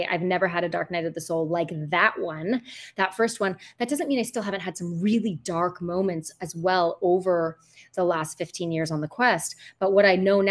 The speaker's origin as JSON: {"language": "English", "country": "United States", "moved": "as an adult", "lives_now": "Costa Rica", "said": "I'm American"}